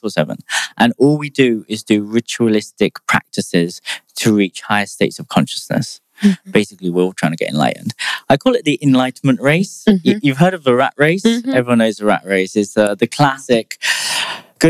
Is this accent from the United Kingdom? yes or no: yes; United Kingdom; I'm British